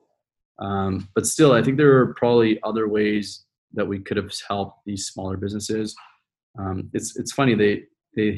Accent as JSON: {"language": "English", "country": "Canada", "moved": "yes", "lives_now": "United States", "said": "I'm Canadian too"}